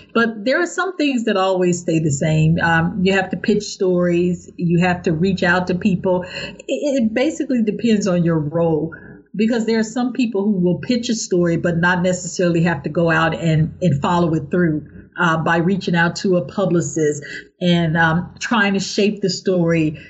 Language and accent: English; St. Louis, Missouri, United States; I'm from St. Louis, and that is where I was mentored by the late great George E. Curry.